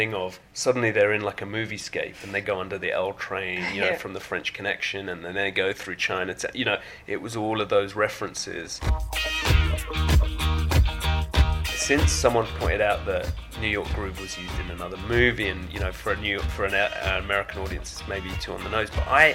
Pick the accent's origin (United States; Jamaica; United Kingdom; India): United Kingdom; being a Brit